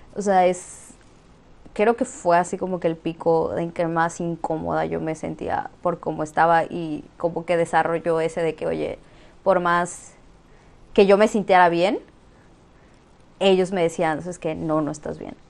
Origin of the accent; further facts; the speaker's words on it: Campeche, Mexico; now in Mérida, Mexico; Y soy de Campeche, pero actualmente estoy viviendo en Mérida